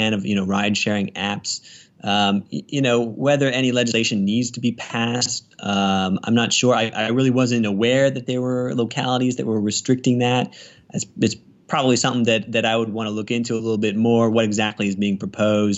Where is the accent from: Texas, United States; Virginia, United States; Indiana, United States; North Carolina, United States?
Virginia, United States; Northern; moved away as an adult; now in Richmond, United States; I'm from Northern Virginia. I just moved down to the Richmond area about a year and a half ago